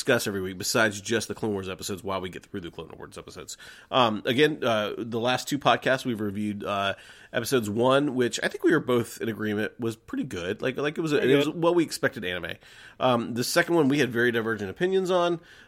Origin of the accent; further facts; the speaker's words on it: Atlanta, Georgia, United States; All right, so growing up in Atlanta, Georgia, in the 80s and 90s, we had what was called Glow, which is Gorgeous Ladies of Wrestling